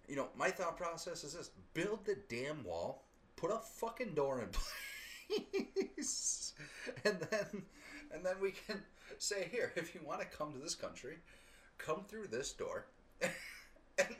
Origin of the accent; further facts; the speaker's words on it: United States; I'm an American born and raised